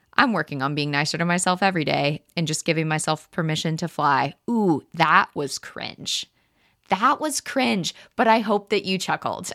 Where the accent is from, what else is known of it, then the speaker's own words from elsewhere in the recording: Texas, United States; I was born in Texas to two wonderful parents